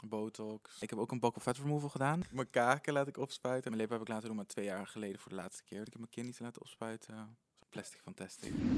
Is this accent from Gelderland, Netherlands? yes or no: yes; Apeldoorn, Gelderland, Netherlands; geboren en getogen in Apeldoorn